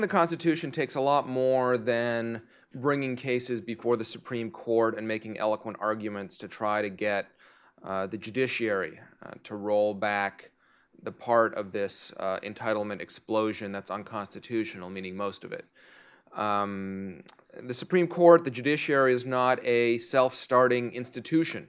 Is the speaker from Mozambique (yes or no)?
no; Canada; now in United States; I'm Canadian, uh, as well